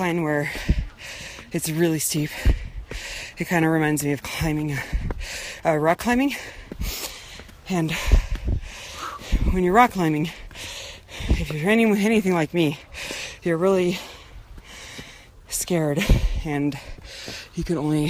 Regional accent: Arizona, United States; I'm from Arizona

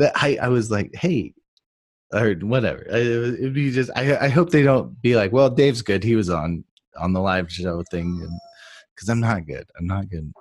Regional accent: Austin, Texas, United States; also born or lived in Japan; here in Austin, Texas, my hometown

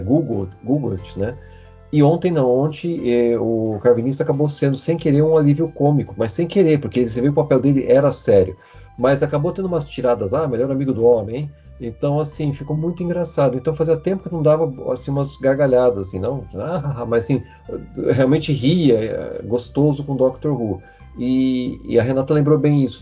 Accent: interior of São Paulo, Brazil; sou do interior de São Paulo

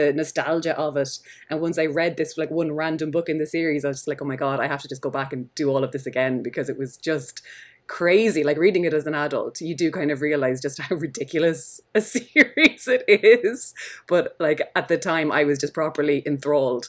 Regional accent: Dungarvan, Munster, Ireland; my hometown in Dungarvan

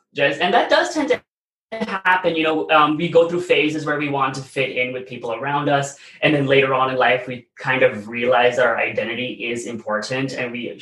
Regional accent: Plano, Texas, United States; I've spent most of my life in Plano, Texas, which is a North Dallas suburb area

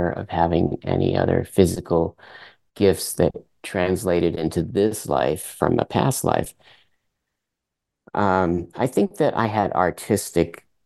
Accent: Vermont, United States; first language French; English is a second language; were born in, in the, in the united states in vermont Although my mother is native of Canada, she's from Quebec, Montreal

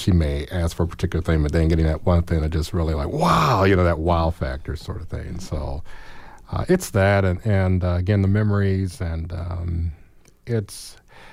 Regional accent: Gary, Indiana, United States; now in Monroe County, United States; I'm from Gary, and we got snow drifts, and we got lake effect, and I was one who shoveled driveways

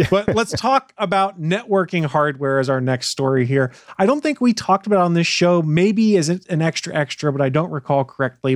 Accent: Canada; I'm Canadian.

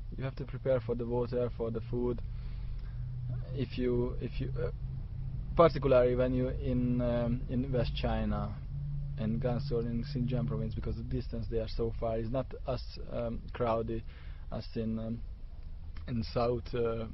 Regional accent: Hungary; English is a second language; I'm Hungarian

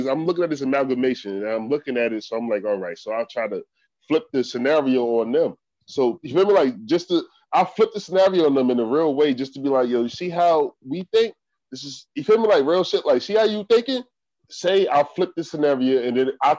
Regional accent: United States; I'm from America

